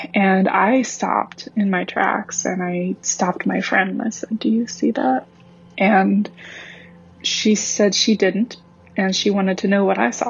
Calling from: Long Beach, California, United States; also born or lived in Central Florida; I'm calling from Long Beach, California

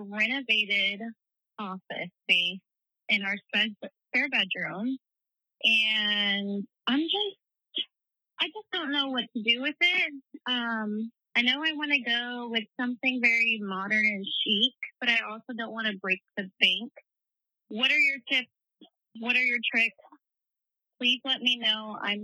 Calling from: Dallas, Texas, United States; I'm calling from Dallas.

